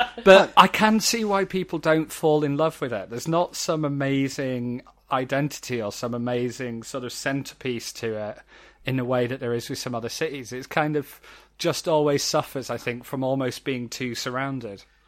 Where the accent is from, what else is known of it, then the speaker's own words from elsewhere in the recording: Halifax, Yorkshire and the Humber, United Kingdom; moved away as an adult; now in London, United Kingdom; I grew up around Halifax